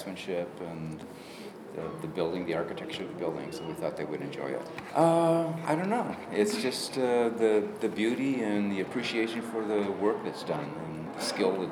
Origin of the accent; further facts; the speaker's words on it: Rockford, Illinois, United States; moved away as an adult; also born or lived in Chicago, Illinois; now in Oak Park, United States; I grew up in Rockford, Illinois, and moved to several different places for employment purposes